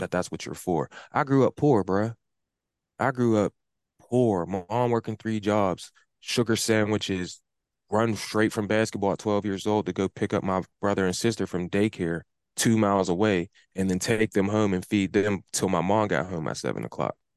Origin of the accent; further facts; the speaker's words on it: Pittsburgh, Pennsylvania, United States; the neighborhood that I grew up in, that I live in right now